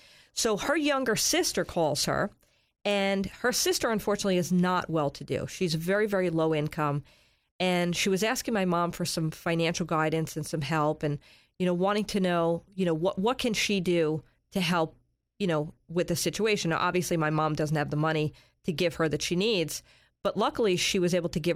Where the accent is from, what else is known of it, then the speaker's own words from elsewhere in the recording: New York, United States; moved away as an adult; now in Sarasota, United States; I'm from New York